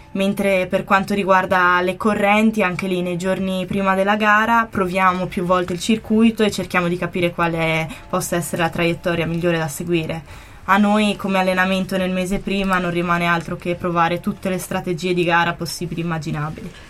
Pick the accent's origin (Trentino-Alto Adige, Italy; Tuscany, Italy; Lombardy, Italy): Trentino-Alto Adige, Italy; da buona trentina